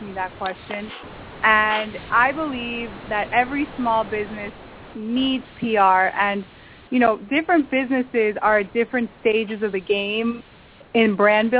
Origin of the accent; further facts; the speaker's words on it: Peru; moved away; I was born in Peru, in South America